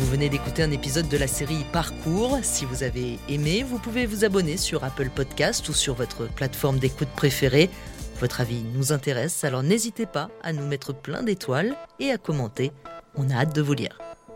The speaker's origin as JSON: {"language": "French", "town": "Vitry-sur-Seine", "region": "Île-de-France", "country": "France", "tie": "born or raised there", "said": "j'ai grandi à Vitry-sur-Seine dans le 94"}